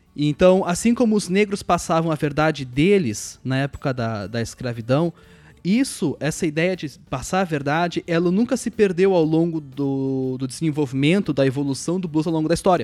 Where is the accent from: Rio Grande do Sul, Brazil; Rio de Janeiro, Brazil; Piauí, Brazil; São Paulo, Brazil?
Rio Grande do Sul, Brazil; Caxias do Sul; Caxias, minha terra natal.